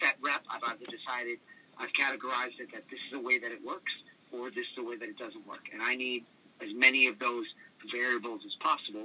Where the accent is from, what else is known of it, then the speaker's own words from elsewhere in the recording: New Orleans, Louisiana, United States; also born or lived in Washington State; I lived in kind of split home worlds. So my mother's side of the family lived in New Orleans.